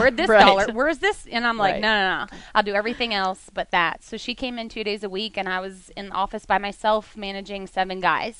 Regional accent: Pennsylvania, United States; And I'm like, Pennsylvania. And everybody back home's like, man, you've been in the South a long time.

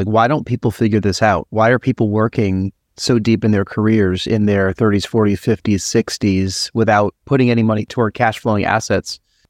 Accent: New York, United States; Are you a New Yorker? I'm a New Yorker.

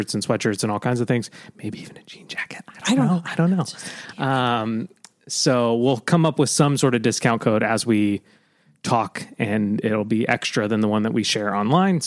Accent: Pennsylvania, United States; also born or lived in California; I moved from California to Pennsylvania in fifth grade.

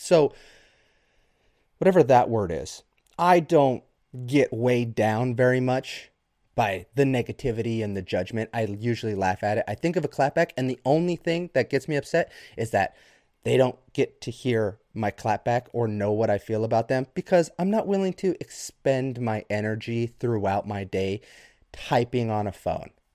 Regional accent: United States; as red-blooded Americans

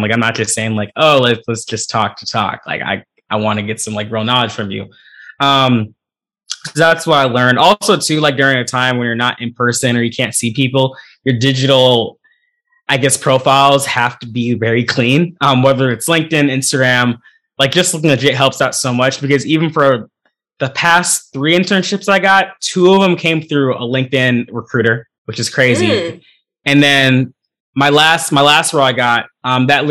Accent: Central Valley, Northern California, United States; moved away as an adult; now in Atlanta, United States; I'm from Northern California, specifically Central Valley, which is like super rural. Went to high school that was 87% Spanish

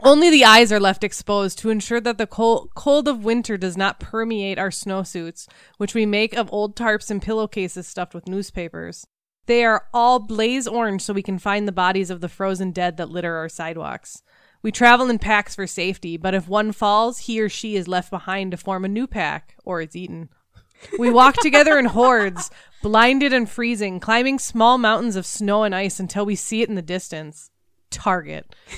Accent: Minnesota, United States; we are Minnesotans

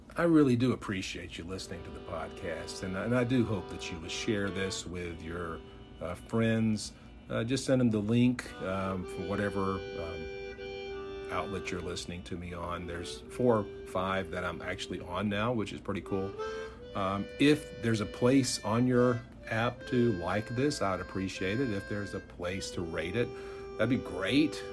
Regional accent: United States; as an American kid

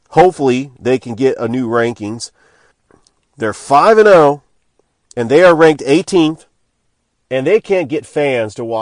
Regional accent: California, United States; moved away; And I'm originally from California.

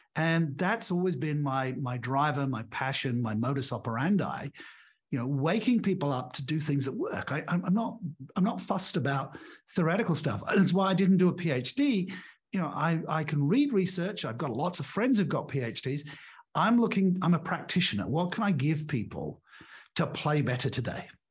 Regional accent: England, United Kingdom; moved away as an adult; also born or lived in Australia; now in Portugal; I'm English by birth. I went to an English grammar school, an all-boys school.

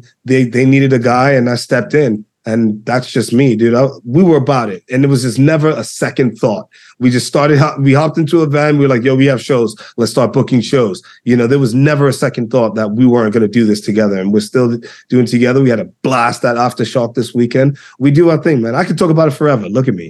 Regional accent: New York, United States; And me being the New Yorker that I am

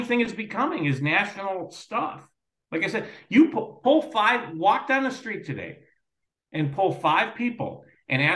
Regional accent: Lindenhurst, Illinois, United States; also born or lived in Morton Grove, Illinois / Skokie, Illinois / Glenview, Illinois; now in Lake Forest, United States; I grew up in Lindenhurst

